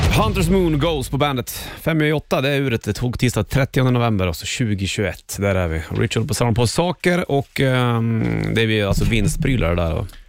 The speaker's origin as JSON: {"language": "Swedish", "area": "Hälsingland", "region": "Gävleborg County", "country": "Sweden", "said": "jag är från Hel- Hälsingland"}